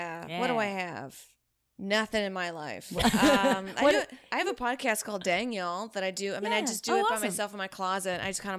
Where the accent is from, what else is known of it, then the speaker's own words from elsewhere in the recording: United States; how do they know I'm an American?